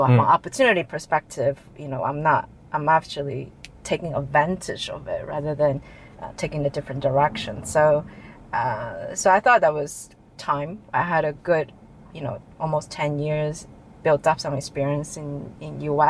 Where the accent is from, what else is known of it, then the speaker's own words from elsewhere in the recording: Taiwan; also born or lived in United States; now in Hong Kong; I'm Asian. I was born in the States, but I'm Taiwanese. I grew up in Taiwan. So I always had that cultural in me, like the Chinese Asian culture in me. After spending probably 15 years in US